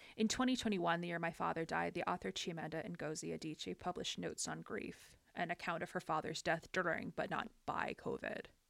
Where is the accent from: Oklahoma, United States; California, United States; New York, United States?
California, United States; Los Angeles; my hometown, the port of Los Angeles, San Pedro